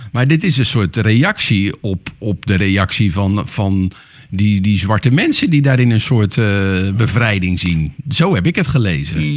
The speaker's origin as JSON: {"language": "Dutch", "country": "Netherlands", "said": "wij als Nederlanders"}